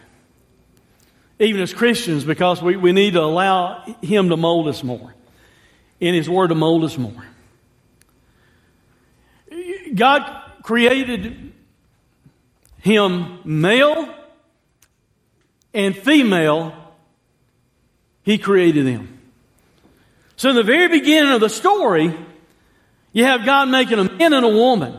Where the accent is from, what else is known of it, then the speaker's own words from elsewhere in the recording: United States; I'm an American